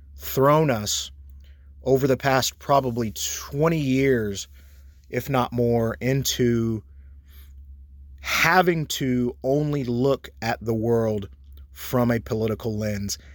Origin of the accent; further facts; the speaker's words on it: Texas, United States; as an American citizen, as a Texan